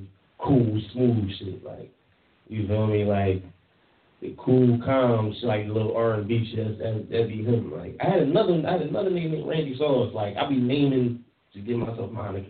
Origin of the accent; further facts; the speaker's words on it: Philadelphia, Pennsylvania, United States; I'm from Uptown.